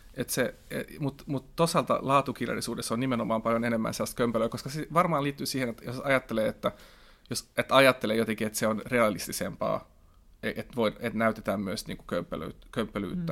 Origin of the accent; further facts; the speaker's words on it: Finland; first language Swedish; Finnish is a second language; mä oon kaksikielinen, mutta silti niin kuin, mun äidinkieli on ruotsi ja kirjoitan ruotsiksi